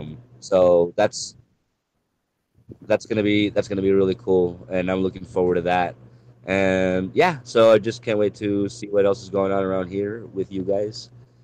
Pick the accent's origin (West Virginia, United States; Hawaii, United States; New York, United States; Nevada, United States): Nevada, United States; Reno; I am from Reno, Nevada